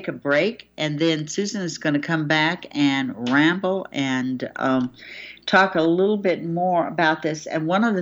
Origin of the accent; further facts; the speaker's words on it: United States; as an American